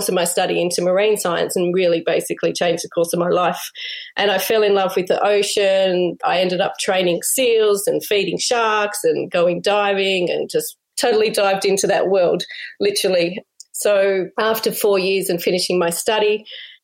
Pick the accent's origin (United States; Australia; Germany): Australia; Sydney, New South Wales; moved away; But I grew up in Sydney